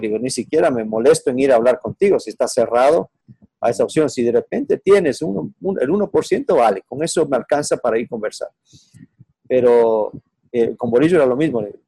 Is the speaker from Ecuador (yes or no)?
yes; Ecuador; moved away; also born or lived in Mexico; soy ecuatoriano